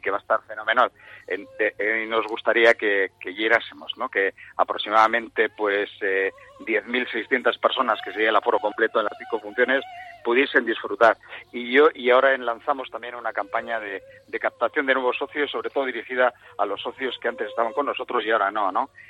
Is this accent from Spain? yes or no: yes; Bilbao, Basque Country, Spain; como somos muy bilbaínos